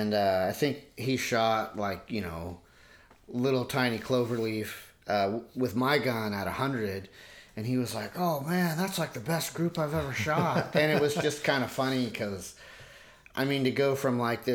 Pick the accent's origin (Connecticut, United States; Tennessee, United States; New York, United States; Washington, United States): Washington, United States; Port Angeles; now in Seattle area, United States; I grew up in Port Angeles and in Washington State